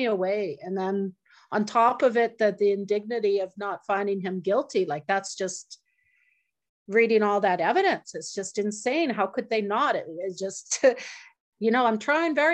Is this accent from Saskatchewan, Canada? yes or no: yes; Northern Saskatchewan, Canada; I'm from Muscadet First Nation, Northern Saskatchewan, Treaty 6 territory